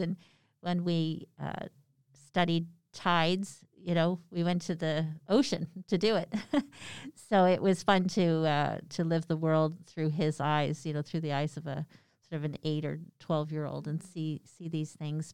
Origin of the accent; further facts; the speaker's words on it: Canada; we're Canadian